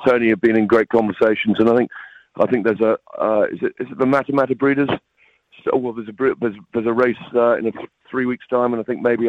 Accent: England, United Kingdom; growing up in England at a boarding school

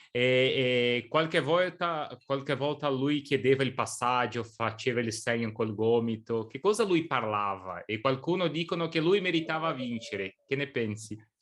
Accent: Brazil; also born or lived in São Paulo; io sono nato in Brasile, abito qui a San Paolo

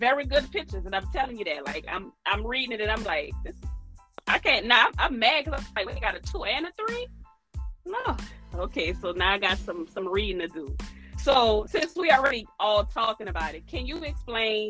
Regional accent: New Orleans, Louisiana, United States; I'm from New Orleans

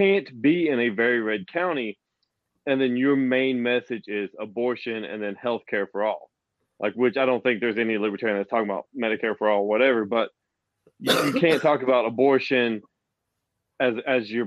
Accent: the South, United States; accent: Southern; I am from the South and sound from the South

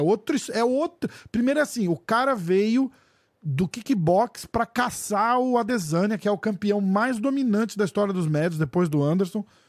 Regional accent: Brazil; eu também sou brasileiro

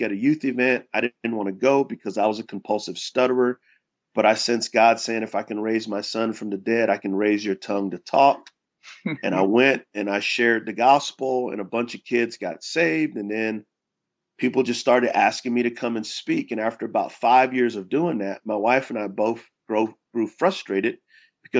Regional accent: San Antonio, Texas, United States; moved away as an adult; now in Charlotte, United States; I was from San Antonio, Texas.

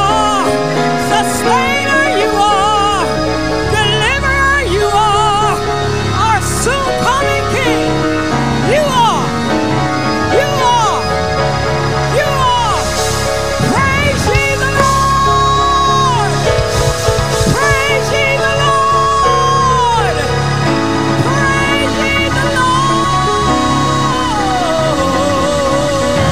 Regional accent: Dayton, Ohio, United States; moved away; I was living in Dayton. But I'm from Dayton

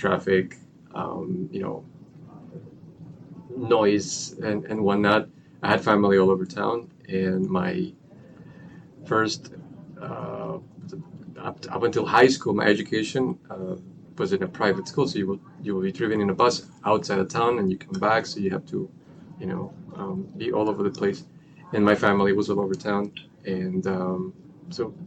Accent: Bogotá, Colombia; moved away; Born and raised in Colombia

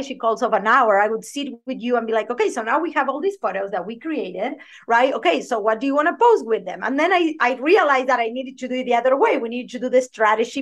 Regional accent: Argentina; English is a second language; moved away as an adult; now in United States; I have a thick accent, if you don't haven't noticed, I am originally from Argentina

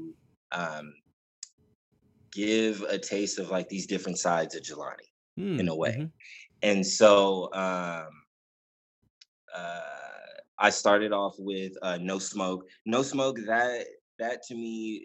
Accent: San Jose, California, United States; now in Stockton, United States; I grew up in San Jose

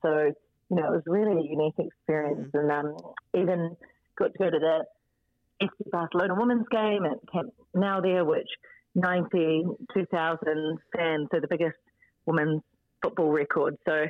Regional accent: Auckland, New Zealand; also born or lived in Hong Kong; I'm an Aucklander, North Shore girl. So, yep. So, done all my years here, but obviously been away for the past 8 years.

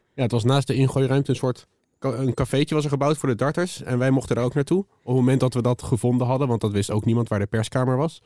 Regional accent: The Hague, South Holland, Netherlands; als Hagenees

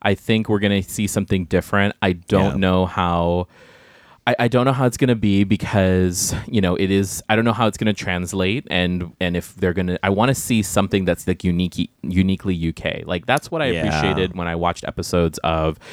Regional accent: Guam; moved away; I grew up on Guam

